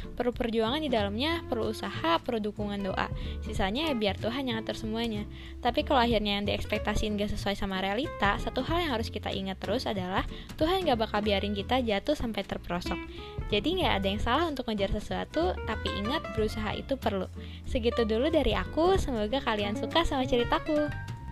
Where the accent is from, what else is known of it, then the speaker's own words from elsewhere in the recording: Tasikmalaya, West Java, Indonesia; Aku dari kota Tasikmalaya